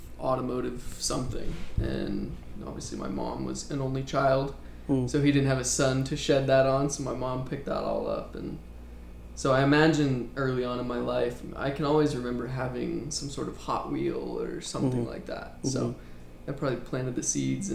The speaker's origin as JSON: {"language": "English", "town": "Phoenix", "region": "Arizona", "country": "United States", "tie": "born or raised there", "said": "born and raised in Phoenix, Arizona."}